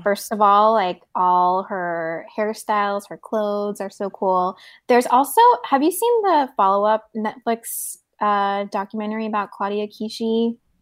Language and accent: English; South Korea; moved away; I grew up in Korea